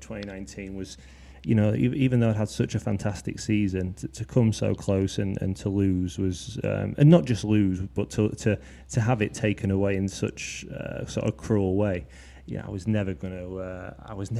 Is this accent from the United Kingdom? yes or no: yes; Leeds, Yorkshire and the Humber, United Kingdom; also born or lived in Twickenham; now in Binfield, United Kingdom; So I'm from Leeds originally, but I moved to Twickenham about a year ago